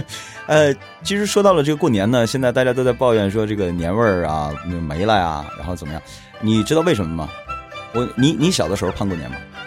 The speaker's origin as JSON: {"language": "Chinese", "country": "China", "said": "但是有一样的东西，就是在过年的时候，我们还是要遵循我们的传统啊，毕竟我们是中国人。"}